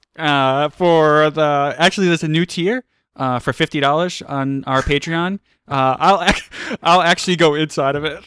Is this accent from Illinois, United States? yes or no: no; New York City, New York, United States; I'm from Queens.